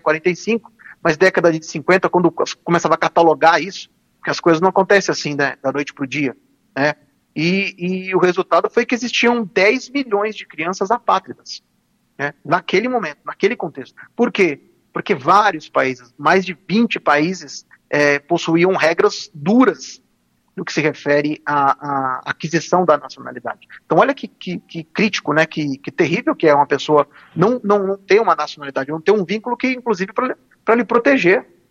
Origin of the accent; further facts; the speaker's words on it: Brazil; Nós nascemos aqui no Brasil e pronto, nós somos brasileiros